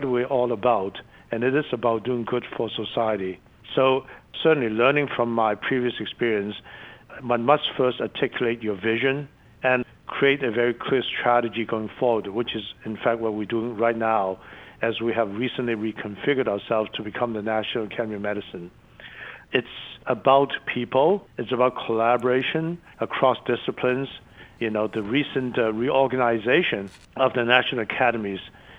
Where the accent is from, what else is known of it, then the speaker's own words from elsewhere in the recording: China; born there; English is a second language; moved away; also born or lived in Hong Kong; as you know, I was born in China, mm-hmm. and my family and I left, you know, the border to Hong Kong. And then I was fortunate enough to come over here to study.